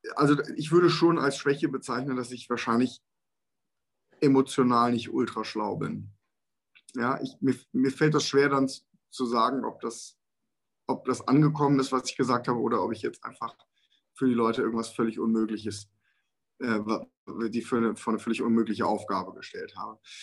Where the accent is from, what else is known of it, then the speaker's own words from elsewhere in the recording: Germany; wir sind als Deutsche ja eine, eine Ingenieursnation